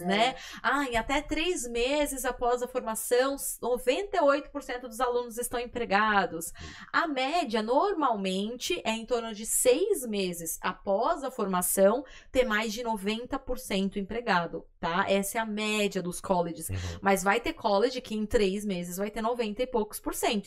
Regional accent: Brazil; a gente é brasileiro

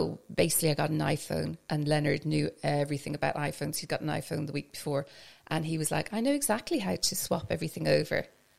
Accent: Scotland, United Kingdom; now in Ireland; I suppose because where I grew up in Scotland, we'll say I go to England and I'm the only Irish person. Because I grew up in Scotland, very cosmopolitan area.

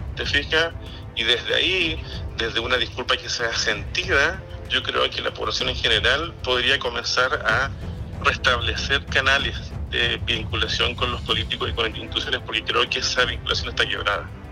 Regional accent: Chile; somos todos chilenos

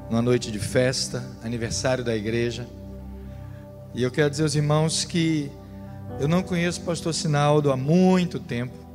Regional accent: Rio de Janeiro, Brazil; moved away; eu não sou natural da Paraíba, eu e minha família viemos do Rio de Janeiro.

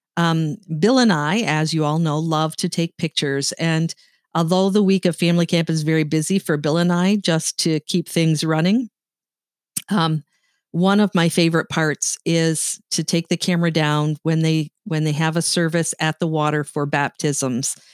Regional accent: Sault Ste. Marie, Ontario, Canada; I grew up in Sault Ste. Marie, Ontario, Canada

